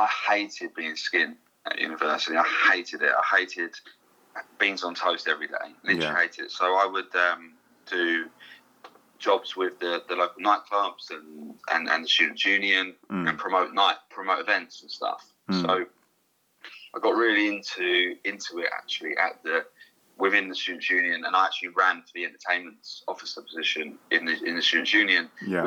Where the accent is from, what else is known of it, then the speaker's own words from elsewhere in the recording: Hastings, South East England, United Kingdom; also born or lived in Croydon; I wasn't born in Hastings. So I was born in Croydon